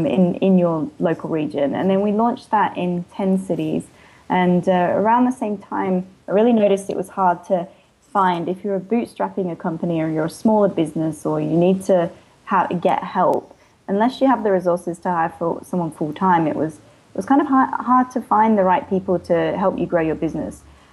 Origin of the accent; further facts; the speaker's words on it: Australia; accent: hybrid; also born or lived in England; now in San Francisco, United States; because I was born in England and then moved to Australia when I was 10. And so I'm a dual citizen and then lived in Australia for most of my life. Before moving to San Francisco.